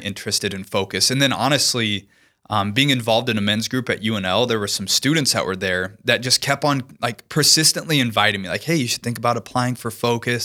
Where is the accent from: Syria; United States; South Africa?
United States; Lincoln, Nebraska; moved away; I'm originally from Lincoln, Nebraska